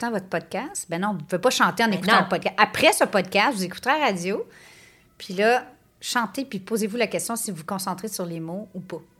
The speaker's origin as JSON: {"language": "French", "country": "Canada", "said": "Je pense qu'en tant que Canadien, c'est un petit peu un must à faire."}